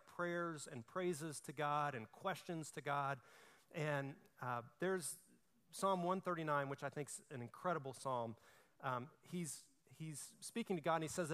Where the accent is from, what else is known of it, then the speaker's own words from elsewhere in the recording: Alabama, United States; I'm from Alabama